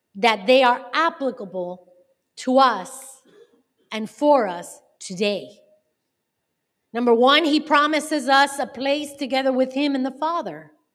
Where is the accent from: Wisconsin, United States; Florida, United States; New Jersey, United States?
Florida, United States; Miami; also born or lived in North Carolina; I was born and raised in Miami